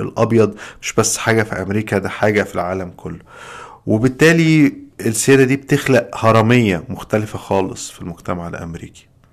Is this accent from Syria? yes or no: no; Egypt; moved away as an adult; now in United States; عندنا في مصر